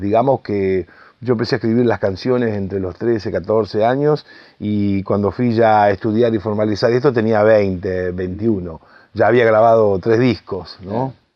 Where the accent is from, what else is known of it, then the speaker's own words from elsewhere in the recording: Rosario, Santa Fe, Argentina; now in Buenos Aires, Argentina; yo que soy rosarino